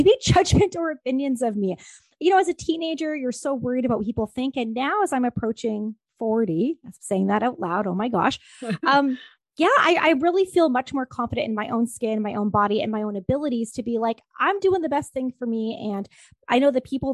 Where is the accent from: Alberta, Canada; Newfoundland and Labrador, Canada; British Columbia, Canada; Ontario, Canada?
Ontario, Canada; moved away as an adult; also born or lived in Vancouver; I'm originally from Ontario, Canada